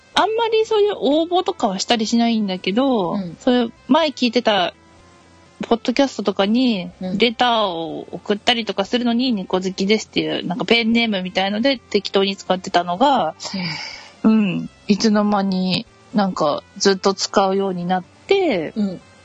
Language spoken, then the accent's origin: Japanese; Hokkaido, Japan; moved away as an adult; now in Kanagawa, Japan; 出身は北海道です